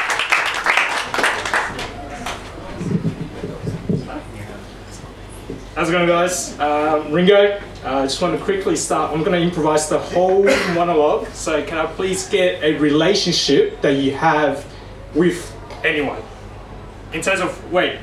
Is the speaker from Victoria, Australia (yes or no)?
yes; Melbourne, Victoria, Australia; moved away as an adult; now in Sydney, Australia; I grew up in Melbourne, as you know, since I was 10